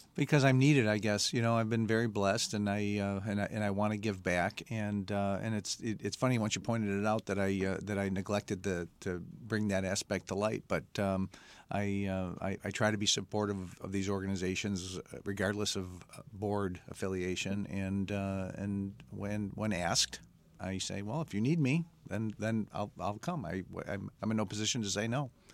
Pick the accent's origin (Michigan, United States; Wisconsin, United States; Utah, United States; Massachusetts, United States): Michigan, United States; Mount Clemens; I'm uh, born and raised in Mount Clemens, an uh, East Sider from the Detroit area